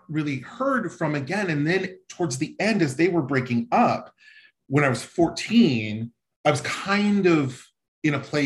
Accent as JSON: {"language": "English", "town": "Denver", "region": "Colorado", "country": "United States", "tie": "born or raised there", "said": "growing up in Denver"}